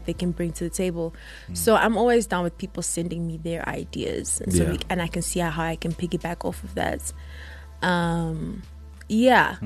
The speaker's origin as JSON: {"language": "English", "town": "Empangeni", "region": "KwaZulu-Natal", "country": "South Africa", "tie": "born or raised there", "moved": "as an adult", "lives_now": "Johannesburg, South Africa", "said": "I'm from Empangeni"}